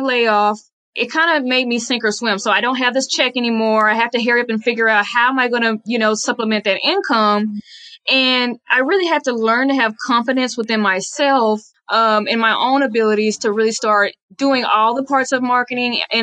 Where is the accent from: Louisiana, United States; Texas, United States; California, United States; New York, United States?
Texas, United States; Dallas; I am born and raised in Dallas, Texas. So I'm a real Texas girl